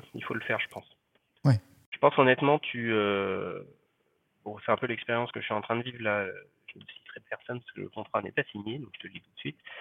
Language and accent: French; Paris, Île-de-France, France; je suis parisien